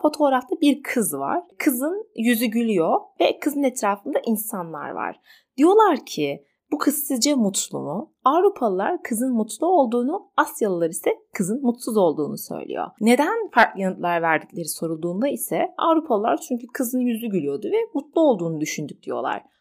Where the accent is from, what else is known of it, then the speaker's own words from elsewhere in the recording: Turkey; İyi ki bu topraklarda doğduk. Bazen ne kadar öfkelensem bile bu ülkede yaşadığım için kendimi mutlu ve şanslı hissediyorum.